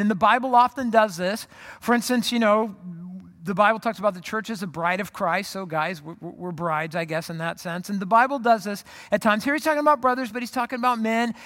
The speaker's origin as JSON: {"language": "English", "area": "Orange County", "region": "California", "country": "United States", "tie": "born or raised there", "also_born_or_lived": "Phoenix", "moved": "as an adult", "said": "I grew up in Orange County, moved to Phoenix to go to college"}